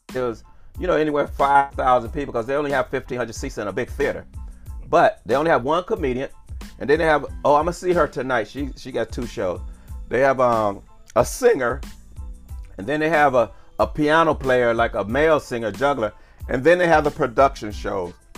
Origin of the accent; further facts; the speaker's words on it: Cleveland, Ohio, United States; I was born and raised in Cleveland, Ohio